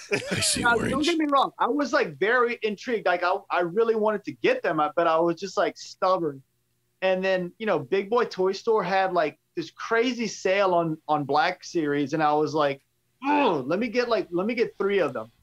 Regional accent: Cajun, Louisiana, United States; accent: Cajun; my Cajun accent

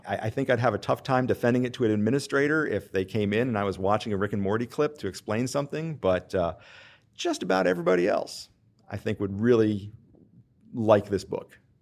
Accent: Western Pennsylvania, United States; moved away as an adult; also born or lived in Charleston, South Carolina; now in Winston-Salem, United States; I'm originally from Western Pennsylvania and grew up in a teaching household

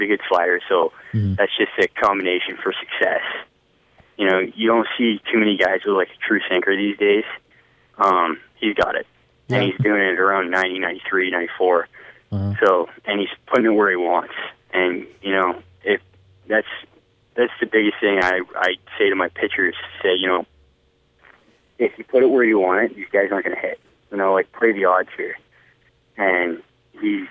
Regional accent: Peterborough, Ontario, Canada; also born or lived in Fort Myers, Florida; I'm from Peterborough. It's two hours north.

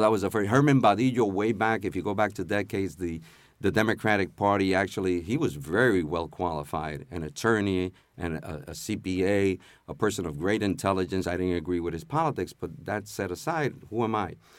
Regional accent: Puerto Rico; now in New York City, United States; we come here, even if we come from Puerto Rico and it's first generation that's to reside here, we come as U S citizens.

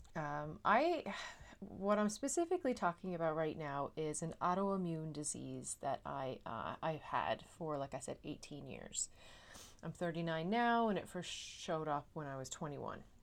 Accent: Newfoundland and Labrador, Canada; now in Netherlands; am a Newfoundlander and Canadian, and I'm coming to you from a city just south of Amsterdam in the Netherlands

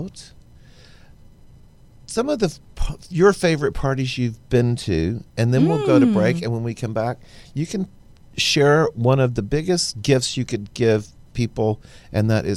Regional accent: Baytown, Texas, United States; also born or lived in Houston; Libby and I are both from Baytown

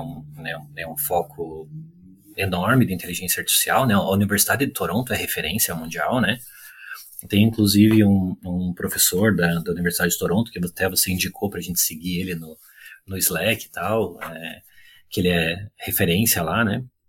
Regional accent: Curitiba, Paraná, Brazil; moved away as an adult; also born or lived in São Paulo / Brasília; now in Vancouver, Canada; eu sou natural de Curitiba, eu nasci no interior do estado do Paraná, mas fui muito cedo para Curitiba

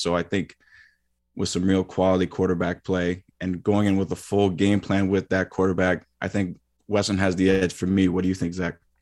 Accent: Mississauga, Ontario, Canada; also born or lived in Kingston, Ontario; born and raised in Mississauga, Ontario.

